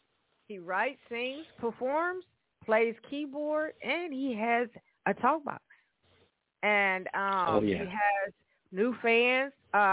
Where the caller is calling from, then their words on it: Evansville, Indiana, United States; I'm calling from Evansville, Indiana, everyone. Yes, this is … calling in from Evansville, Indiana.